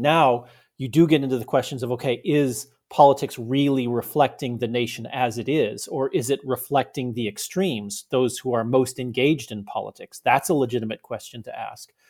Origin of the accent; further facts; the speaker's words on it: United States; also born or lived in Germany; as an American